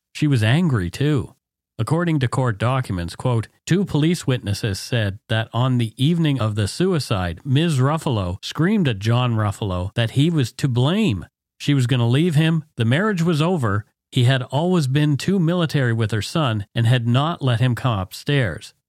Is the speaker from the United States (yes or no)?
no; Canada; We are ordinary Canadian schmucks